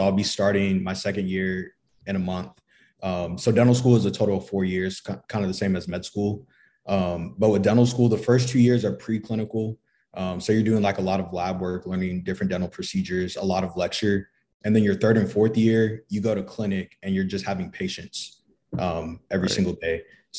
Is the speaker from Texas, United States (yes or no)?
yes; Flower Mound, Texas, United States; moved away as an adult; now in San Antonio, United States; I'm from the Dallas area. Okay. Flower Mound, Texas. Now I'm in San Antonio.